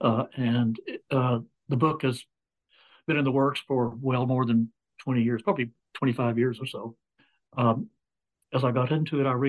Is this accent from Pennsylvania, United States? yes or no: no; Dallas, Texas, United States; now in Fayetteville, Arkansas, United States; I grew up in Dallas, Texas, but my family was all from old Mississippi, Kentucky, South Carolina, Georgia